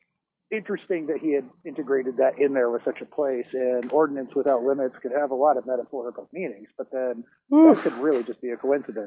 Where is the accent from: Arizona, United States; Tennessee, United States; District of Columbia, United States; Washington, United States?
Tennessee, United States; Oak Ridge; I grew up in Oak Ridge because my dad was a nuclear weapons designer.